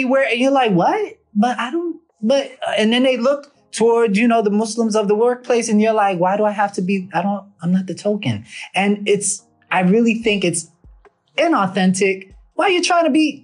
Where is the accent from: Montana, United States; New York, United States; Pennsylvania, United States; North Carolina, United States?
New York, United States; New York City; I'm from Harlem